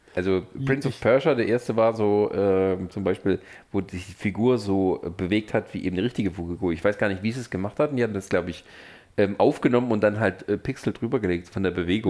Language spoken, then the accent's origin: German; near Stuttgart, Baden-Württemberg, Germany; now in Leipzig, Germany; ich komme aus der Nähe von Stuttgart, meine ja. Familie wohnt